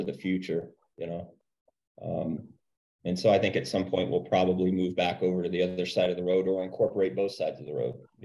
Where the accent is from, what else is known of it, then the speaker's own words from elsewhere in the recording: Page, Arizona, United States; moved away as an adult; I grew up in Page